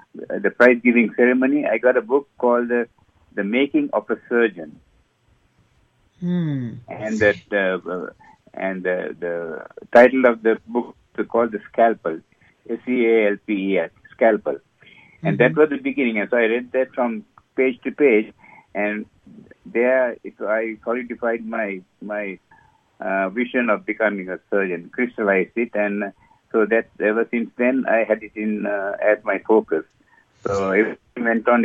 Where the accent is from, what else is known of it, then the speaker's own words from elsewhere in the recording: Sri Lanka; moved away as an adult; also born or lived in England; now in United States; I was born and raised in Sri Lanka, and then I went through my medical career in Sri Lanka